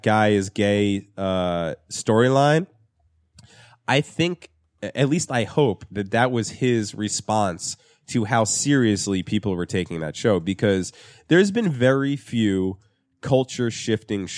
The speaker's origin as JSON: {"language": "English", "region": "New Jersey", "country": "United States", "tie": "born or raised there", "said": "my whole growing up in Jersey."}